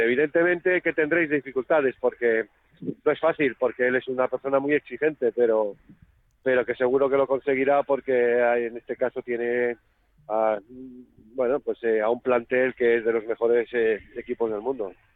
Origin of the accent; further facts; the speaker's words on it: Catalonia, Spain; now in Logroño, Spain; yo soy catalán, poca gente lo sabe. Yo me he educado futbolísticamente en Cataluña